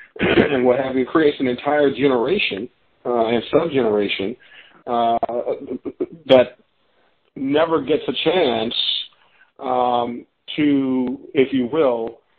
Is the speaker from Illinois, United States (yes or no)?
yes; Chicago, Illinois, United States; those communities that I grew up in Chicago, south side of Chicago